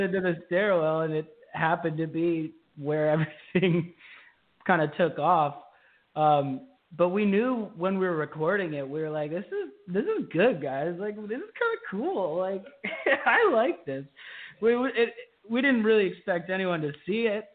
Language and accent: English; Pipersville, Pennsylvania, United States; I'm actually also from uh, the Philadelphia area. Yeah. I'm from Bucks County, a little town called Pipersville